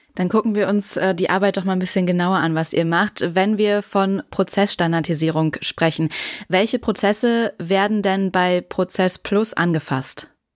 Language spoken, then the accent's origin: German; Westmünsterland, North Rhine-Westphalia, Germany; in meiner Heimat im Westmünsterland